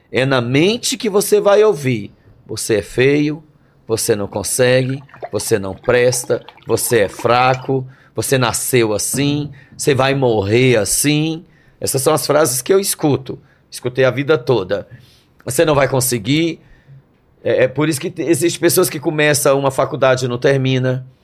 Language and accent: Portuguese; Brasília, Federal District, Brazil; moved away; also born or lived in Rio de Janeiro / São Paulo / Campinas; sou de Brasília, nasci em Brasília